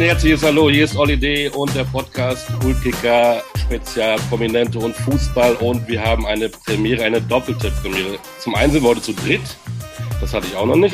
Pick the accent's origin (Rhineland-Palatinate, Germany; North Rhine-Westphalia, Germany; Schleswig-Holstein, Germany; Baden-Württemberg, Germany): North Rhine-Westphalia, Germany; Münster; ich bin gebürtiger Münsteraner